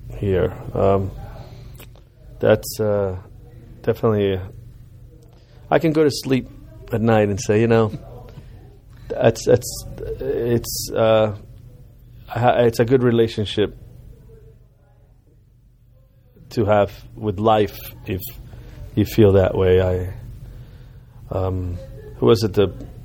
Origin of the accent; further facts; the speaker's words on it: Cuba; now in United States; growing up in Cuba and growing up in America